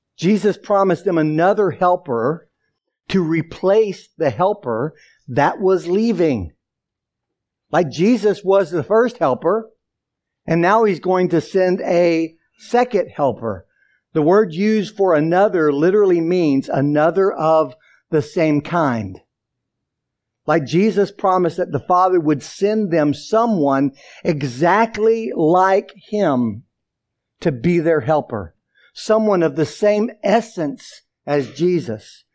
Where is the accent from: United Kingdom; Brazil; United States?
United States; the Bible Belt, the South; almost 18 years growing up in the South, in the Bible Belt, in a non-Christian home